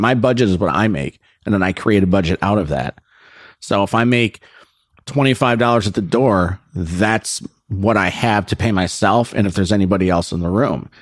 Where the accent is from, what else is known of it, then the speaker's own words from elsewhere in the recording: Naperville, Illinois, United States; moved away as an adult; now in Los Angeles, United States; I'm actually from Naperville